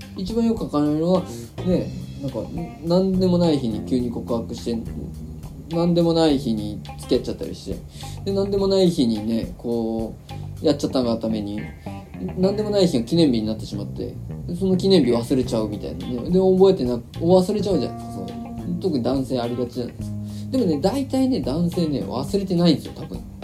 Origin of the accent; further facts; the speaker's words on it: Shizuoka, Japan; now in Tokyo, Japan; 静岡の地元に帰っててしかも車で帰ったんです